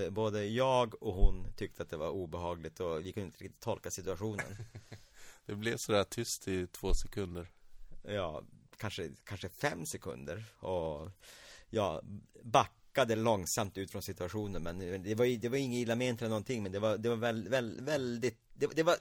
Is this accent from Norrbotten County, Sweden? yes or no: yes; Norrbotten County, Sweden; Jag, också, jag är från Norrbotten, så min svenska är inte heller på topp.